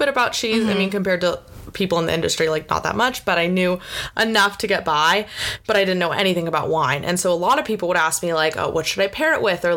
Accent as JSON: {"language": "English", "region": "California", "country": "United States", "tie": "born or raised there", "said": "growing up in California"}